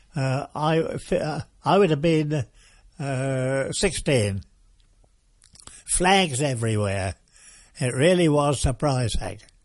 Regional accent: Watton, East of England, United Kingdom; also born or lived in Norwich / Thetford; mother took me to a place called Watton, which is a market town, and she took me back there to my, uh, home

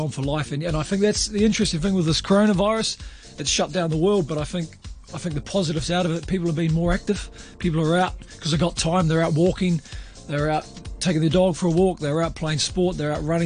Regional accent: New Zealand; now in Hong Kong; being a Kiwi and coming there

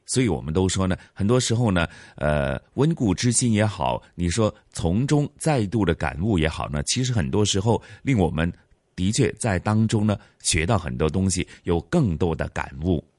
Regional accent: Hong Kong; 我们其实香港人

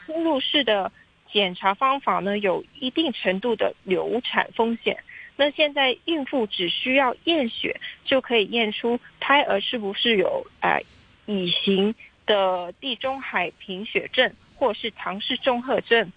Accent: Hong Kong; 应该是我们香港人引以自豪的一个板块

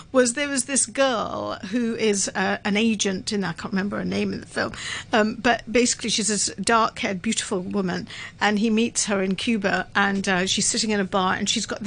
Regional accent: United Kingdom; I'm British

